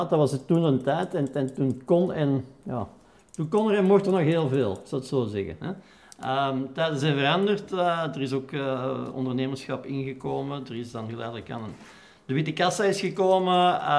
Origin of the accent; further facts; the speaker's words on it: Wortel, Flanders, Belgium; weerskanten hadden een café hè, in Wortel en in Kastel. Dus ik ben letterlijk opgegroeid, groot geworden op de Schotterkesbak op de miljard.